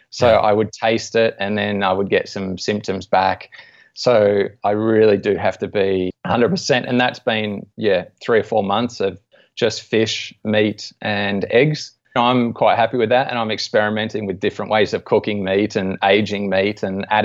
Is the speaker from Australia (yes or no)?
yes; Australia; being an Aussie and interested in sports as well